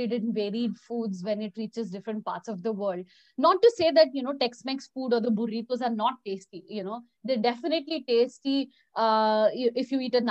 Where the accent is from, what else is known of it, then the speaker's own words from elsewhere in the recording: India; also born or lived in Mexico; I'm Indian